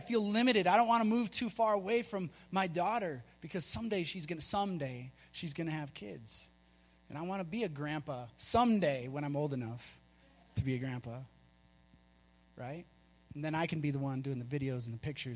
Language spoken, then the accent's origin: English; Minnesota, United States; moved away as an adult; also born or lived in Colorado; We're from Minnesota